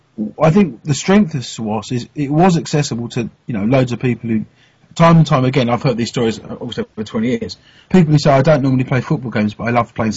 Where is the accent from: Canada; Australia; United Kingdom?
United Kingdom; obviously, we're British, so we only know the teams we know